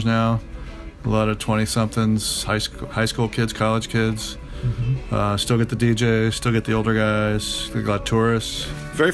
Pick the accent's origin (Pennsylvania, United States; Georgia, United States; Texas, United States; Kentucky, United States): Georgia, United States; Atlanta; moved away as an adult; also born or lived in Athens, Georgia / London / Cleveland / Los Angeles; now in Washington, D.C., United States; I grew up in Atlanta